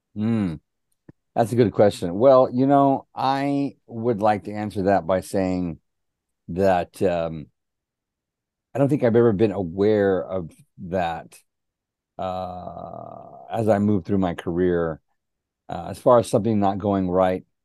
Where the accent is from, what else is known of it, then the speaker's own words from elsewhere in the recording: Helotes, Texas, United States; growing up in Helotes, Texas